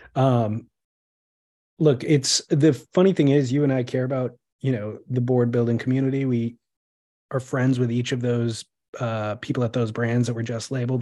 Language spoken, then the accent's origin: English; California, United States; I am American or Californian